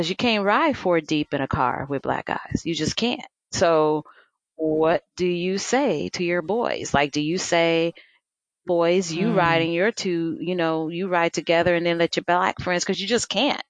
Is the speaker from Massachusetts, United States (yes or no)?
no; Los Angeles, California, United States; moved away; also born or lived in Midwest; I grew up in Los Angeles, and Los Angeles is a melting pot